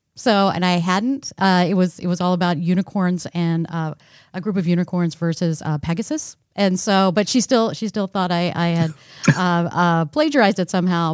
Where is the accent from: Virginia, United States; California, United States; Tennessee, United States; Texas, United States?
Texas, United States; I grew up in Texas